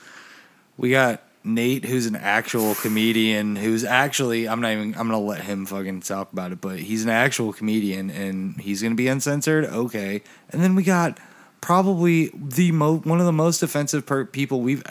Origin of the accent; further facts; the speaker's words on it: Midwest, United States; I'm an American.